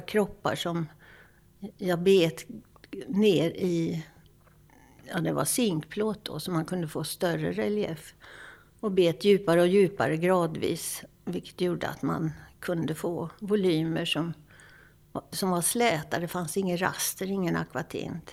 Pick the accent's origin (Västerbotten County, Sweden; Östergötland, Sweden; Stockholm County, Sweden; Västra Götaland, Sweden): Västra Götaland, Sweden; Lidköping; Jag växte upp i Lidköping med målande familj